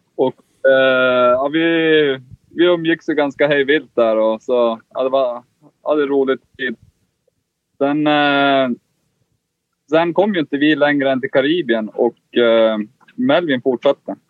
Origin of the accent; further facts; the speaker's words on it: Kiruna, Norrbotten County, Sweden; moved away; vi är ju båda från Kiruna. Där är det inte så mycket vatten.